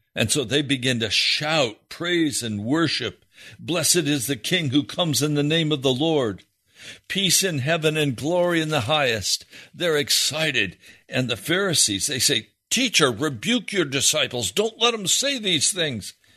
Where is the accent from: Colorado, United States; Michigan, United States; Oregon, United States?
Colorado, United States; Denver; moved away; I was born in Denver, Colorado